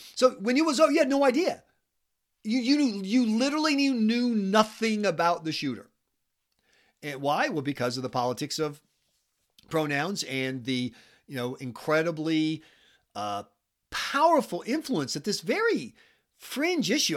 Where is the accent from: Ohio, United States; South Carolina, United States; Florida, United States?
South Carolina, United States; now in New Hampshire, United States; I'm from South Carolina